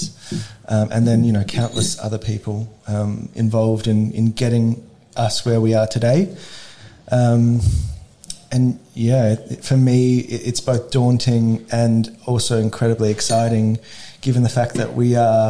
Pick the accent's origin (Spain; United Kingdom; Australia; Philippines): Australia; Adelaide, South Australia; I grew up here in Adelaide, in the northern suburbs